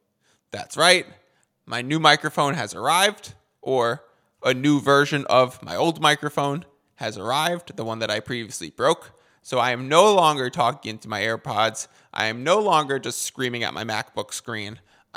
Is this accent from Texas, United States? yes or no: no; Boston, Massachusetts, United States; We are back in the Beantown, my hometown of Boston.